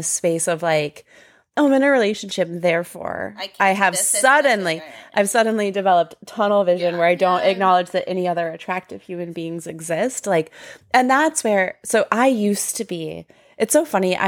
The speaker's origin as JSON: {"language": "English", "town": "Tucson", "region": "Arizona", "country": "United States", "tie": "born or raised there", "moved": "as an adult", "lives_now": "Portland, United States", "said": "I grew up in Tucson, Arizona"}